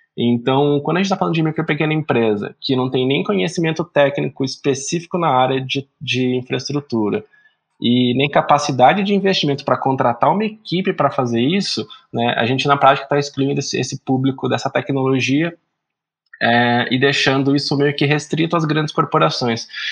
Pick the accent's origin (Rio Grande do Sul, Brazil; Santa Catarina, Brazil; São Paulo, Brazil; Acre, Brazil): São Paulo, Brazil; Araraquara; also born or lived in Paraná; sou do interior de São Paulo, da senhora Araraquara